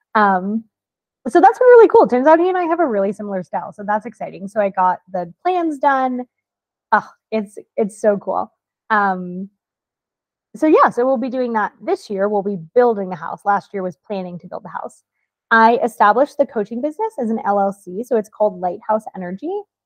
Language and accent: English; Florida, United States; moved away; I'm also from Florida